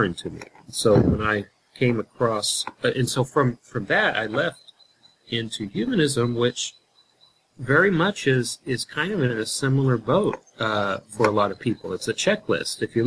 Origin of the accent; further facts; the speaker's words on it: Houston, Texas, United States; growing up in Houston, Texas, or the area of Houston, Texas